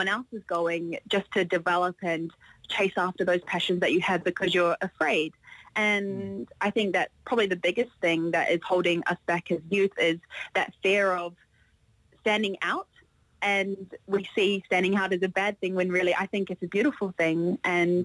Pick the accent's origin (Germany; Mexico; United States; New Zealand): New Zealand